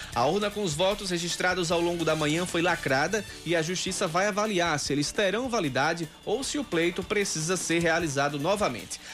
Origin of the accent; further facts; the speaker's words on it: Sapé, Paraíba, Brazil; a minha infância foi toda em sapé.